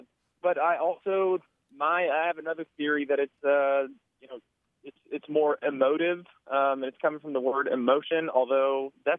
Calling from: Bowling Green, Kentucky, United States; I'm calling from Bowling Green, Kentucky.

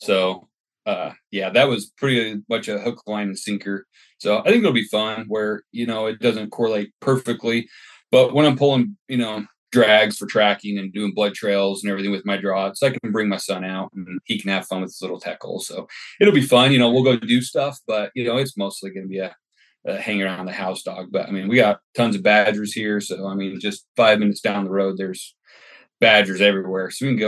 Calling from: Kuna, Idaho, United States; I'm calling from Cuna, Idaho. I relocated here about 3 years ago.

